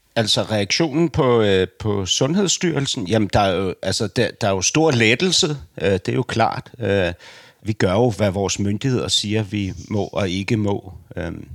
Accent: Denmark; jeg som dansker

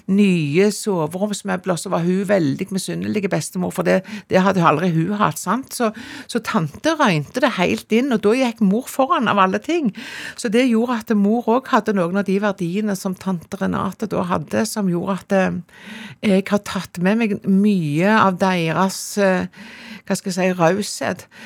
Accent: Jørpeland, Rogaland, Norway; born there; Jeg er født på Jørpeland, og det er liksom den siste minibyen du kjører gjennom når du skal til Prekestolen. Ja. Så det ligger inne i Ryfylke, rett og slett.

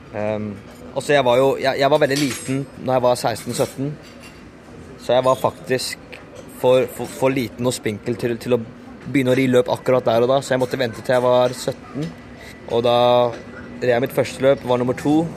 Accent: Norway; now in England; Jeg vokste opp i Norge.

